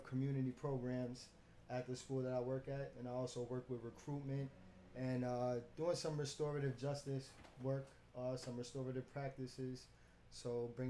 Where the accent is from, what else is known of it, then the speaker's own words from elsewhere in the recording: New York City, New York, United States; born and raised in Brooklyn, downtown Gowanus.